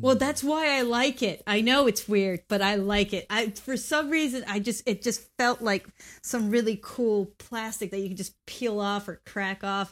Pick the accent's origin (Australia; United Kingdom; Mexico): Mexico; I grew up in Mexico